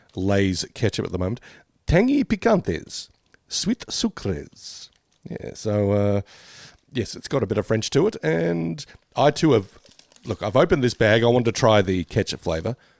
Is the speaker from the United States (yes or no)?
no; Australia; we grew up with Smarties in, uh, in Australia